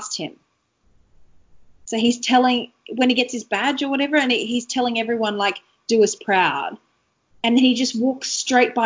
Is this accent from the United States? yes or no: no; Australia; being a kid and being an Australian kid